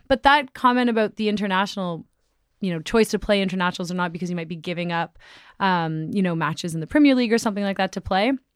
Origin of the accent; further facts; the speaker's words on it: Toronto, Ontario, Canada; we're all Canadian